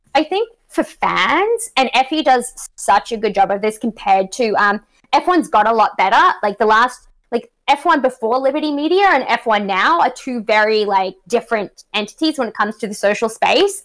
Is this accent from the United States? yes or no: no; Australia; accent: Australian; now in Canada; I'm from um, country Australia